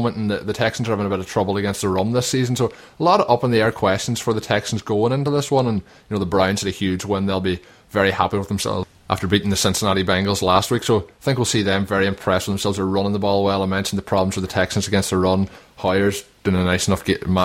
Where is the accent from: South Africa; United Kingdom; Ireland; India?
Ireland; Donegal, Ulster; we are both from Donegal